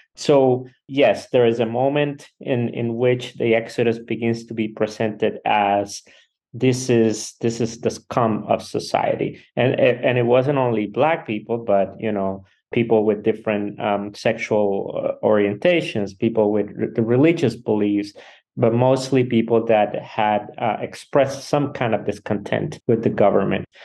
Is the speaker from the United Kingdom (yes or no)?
no; Cuba; now in La Crosse, United States; I am from Cuba